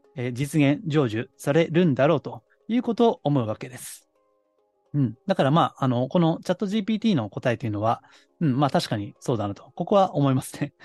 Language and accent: Japanese; Kansai, Japan; 関西の下町出身なんで